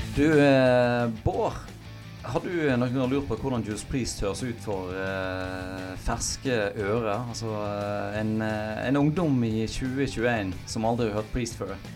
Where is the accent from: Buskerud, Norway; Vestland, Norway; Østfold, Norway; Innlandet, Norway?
Vestland, Norway; Knarvik; also born or lived in Hjelmås; jeg er jo fra Hjelmås og vokste opp på Knarvik, som er i Nordhordland